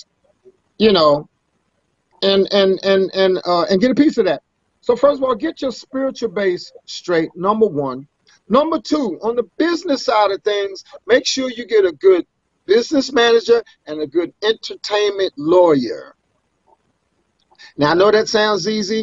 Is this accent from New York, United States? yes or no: no; Washington, District of Columbia, United States; I'm from DC, I'm from Southeast, or rather Southeast DC